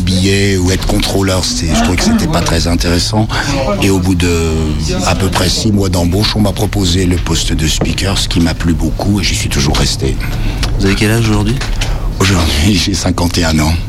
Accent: Jura, Bourgogne-Franche-Comté, France; moved away as an adult; now in Lyon, France; Je suis originaire du Jura

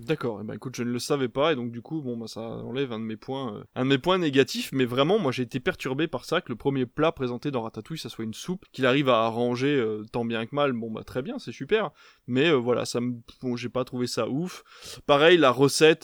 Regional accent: Belgium; now in France; je viens de Belgique parce que en Belgique on est sur des plats

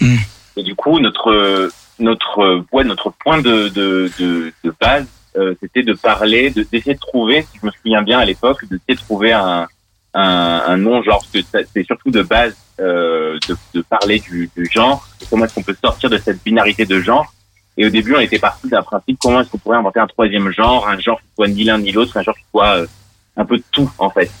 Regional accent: Grenoble, Auvergne-Rhône-Alpes, France; now in Lyon, France; je viens aussi de Grenoble. On vient tous les deux des mêmes villes.

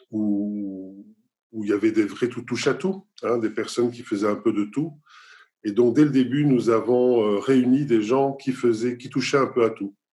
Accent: Nice, Provence-Alpes-Côte d'Azur, France; born there; Mon pays d'origine, parce que je suis, né, je suis né à Nice en France.

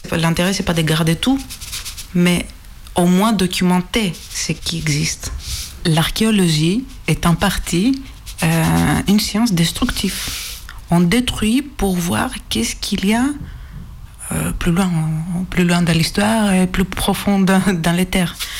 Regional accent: Greece; accent: Greek; French is a second language; moved away; mon accent est grec

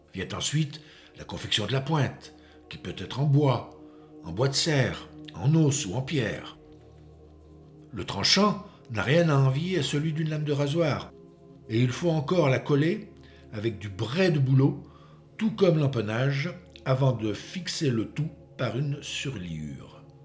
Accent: France; chez nous en France

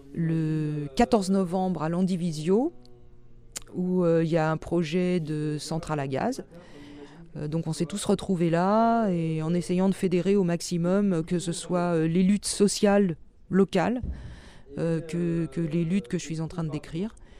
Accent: Paris, Île-de-France, France; moved away as an adult; also born or lived in Brittany; je suis parisienne d'origine. j'ai quitté Paris en 88.

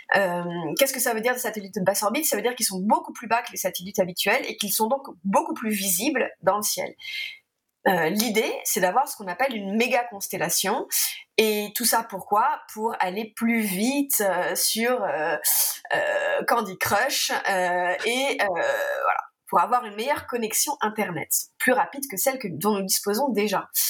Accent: France; je suis française

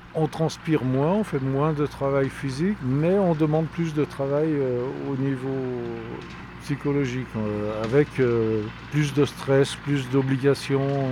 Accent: Saint-Pierre-d'Albigny, Auvergne-Rhône-Alpes, France; also born or lived in Fréterive; je suis né à Saint-Pierre-d'Albigny, j'habite Frétrive

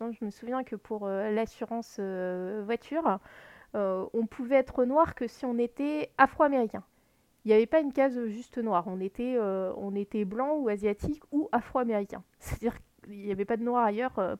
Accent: Lorraine, Grand Est, France; je suis née en Lorraine

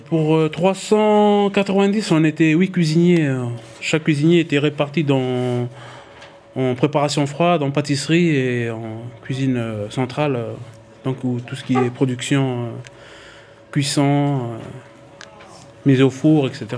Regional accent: Tadine, Loyalty Islands Province, New Caledonia; je suis originaire de la tribu de Tadine.

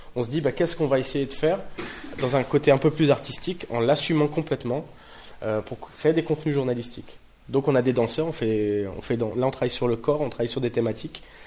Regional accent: Tourcoing, Hauts-de-France, France; moved away as an adult; also born or lived in Roubaix / Paris; je suis né à Roubaix, j'ai grandi à Tourcoing

